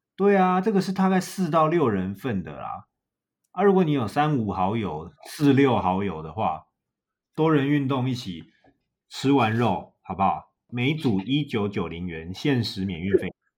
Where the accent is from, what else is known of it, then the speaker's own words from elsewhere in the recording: Taiwan; 我们台湾人一定有烤肉的习惯吧？